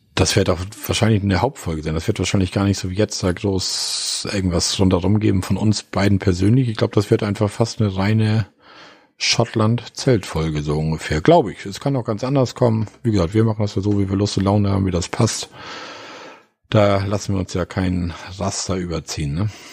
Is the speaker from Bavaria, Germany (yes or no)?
no; Osterrönfeld, Schleswig-Holstein, Germany; Osterrinfeld, da warst du in meinem Heimatort